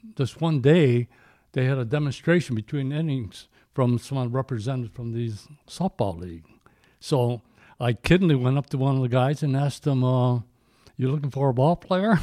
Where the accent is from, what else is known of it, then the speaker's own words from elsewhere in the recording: Addison, Illinois, United States; I grew up in Addison, Illinois